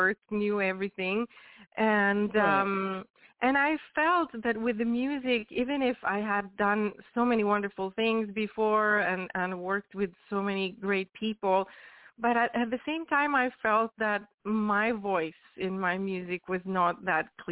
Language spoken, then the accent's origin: English; Venice, Veneto, Italy; moved away as an adult; also born or lived in Barcelona, Spain; I started, you know, doing music since I was very, very young back in Italy. I'm Italian, I'm from Venice